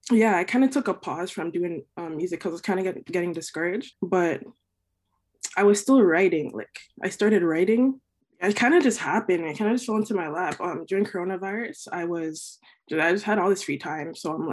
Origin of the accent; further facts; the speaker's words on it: Mississauga, Ontario, Canada; also born or lived in Etobicoke; now in Toronto, Canada; I was born and raised in Mississauga, Ontario, actually. Born and raised there.